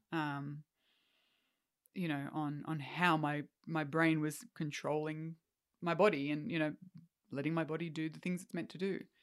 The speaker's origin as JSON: {"language": "English", "country": "Australia", "also_born_or_lived": "Canada", "said": "as an Australian"}